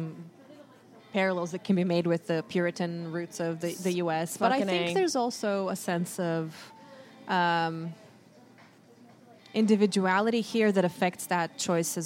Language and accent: English; Bulgaria; moved away as an adult; now in United States; I'm actually born and raised in Bulgaria